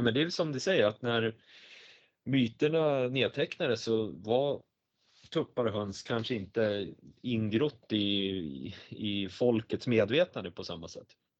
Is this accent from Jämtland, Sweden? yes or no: yes; Östersund, Jämtland, Sweden; tre kilometer från där jag växte upp